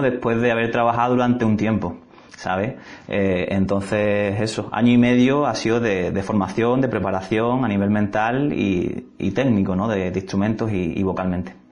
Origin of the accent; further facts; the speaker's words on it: Algeciras, Andalusia, Spain; moved away; Soy de, de Algeciras, gaditano